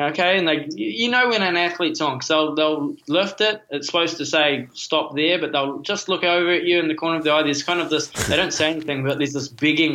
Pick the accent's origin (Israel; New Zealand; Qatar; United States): New Zealand; as a Kiwi